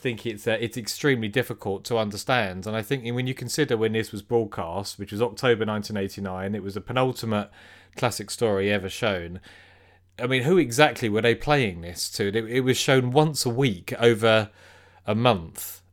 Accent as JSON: {"language": "English", "country": "United Kingdom", "said": "we're British"}